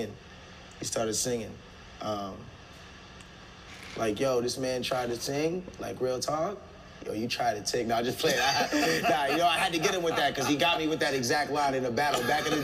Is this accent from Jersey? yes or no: no; Barbados; I mean, I was raised in Barbados, also in like different places. Like, I'm Bajan.